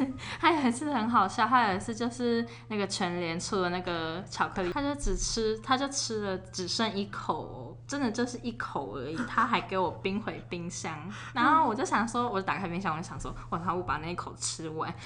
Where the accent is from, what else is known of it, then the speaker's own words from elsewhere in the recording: Taipei, Taiwan; 我们都是台北长庚出生